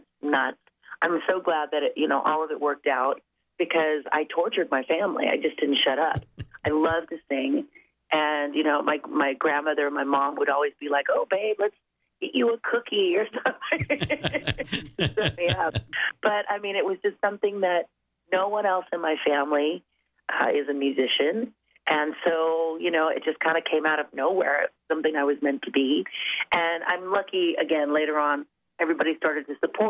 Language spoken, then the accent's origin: English; Los Angeles, California, United States; go back home to my hometown